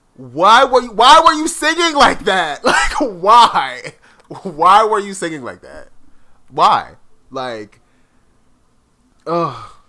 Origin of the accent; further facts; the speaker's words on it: South Florida, United States; growing up in South Florida, like I grew up with a lot of Latin friends